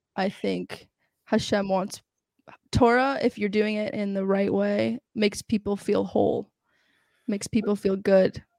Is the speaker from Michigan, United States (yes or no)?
no; New York, United States; also born or lived in Los Angeles, California / Israel; and then I moved to New York. I grew up in New York.